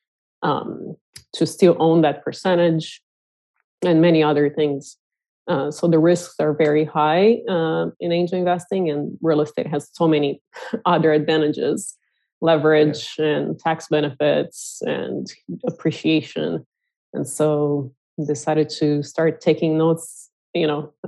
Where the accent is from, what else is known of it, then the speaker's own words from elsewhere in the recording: Brazil; moved away as an adult; also born or lived in Silicon Valley; now in United States; I'm originally from Brazil and was born and raised in a small ranch in a small town, and I was blessed enough to come here when I was 18